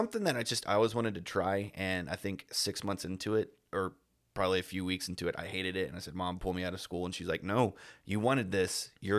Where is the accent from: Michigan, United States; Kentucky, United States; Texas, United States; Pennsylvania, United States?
Texas, United States; I'm proud Texan, you know, true blue Texan, just grown up in the small, you know, one light, cities of, okay. You know, just small town USA.